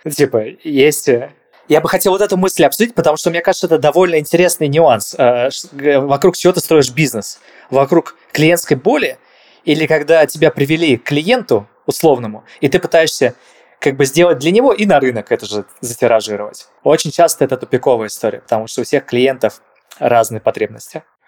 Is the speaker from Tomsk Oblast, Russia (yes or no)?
no; Saint Petersburg, Russia; я сам из Питера просто. Я, я все детство провел на Новочеркасской